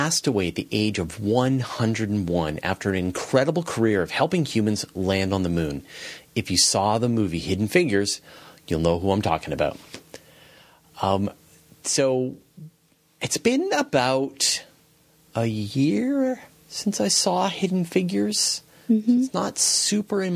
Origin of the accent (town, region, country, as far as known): west coast of Canada, Canada; born or raised there; accent: American